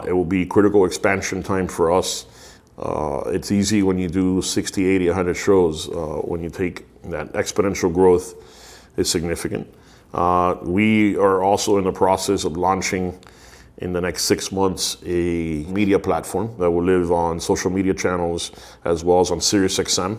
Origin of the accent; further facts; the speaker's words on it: United States; accent: Miami; also born or lived in Miami; I was born in the US, I'm American